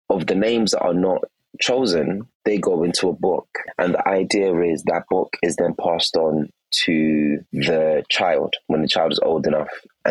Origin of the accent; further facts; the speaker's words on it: England, United Kingdom; also born or lived in Nigeria; because I wasn't born in England, I was born in Nigeria. I arrived in England around 8 and 9.